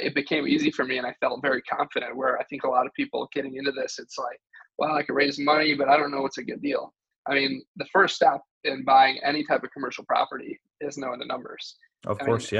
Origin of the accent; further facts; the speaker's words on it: Michigan, United States; moved away as an adult; now in Austin, United States; I grew up in Michigan